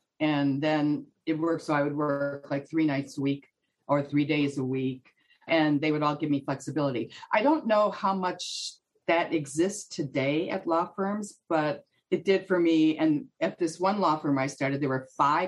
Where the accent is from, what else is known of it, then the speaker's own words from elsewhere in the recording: Detroit, Michigan, United States; moved away as an adult; also born or lived in Texas / Europe; now in New York, United States; I'm from Michigan. Yeah, I was born and raised in Michigan